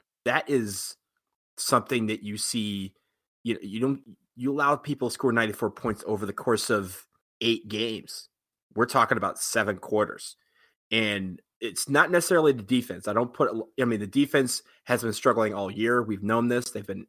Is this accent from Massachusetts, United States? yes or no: no; Detroit, Michigan, United States; I'm from Detroit.